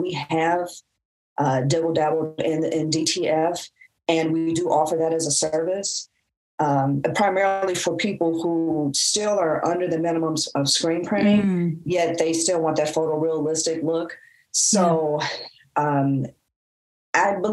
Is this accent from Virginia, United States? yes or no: no; Detroit, Michigan, United States; we're Detroit natives